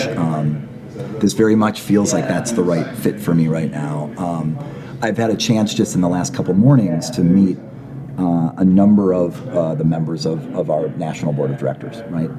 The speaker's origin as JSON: {"language": "English", "town": "Minneapolis", "region": "Minnesota", "country": "United States", "tie": "born or raised there", "also_born_or_lived": "San Francisco", "moved": "as an adult", "said": "I moved back to my hometown of Minneapolis"}